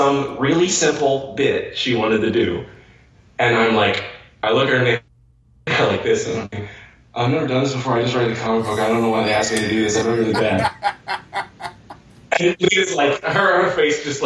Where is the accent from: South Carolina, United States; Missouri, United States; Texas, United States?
Missouri, United States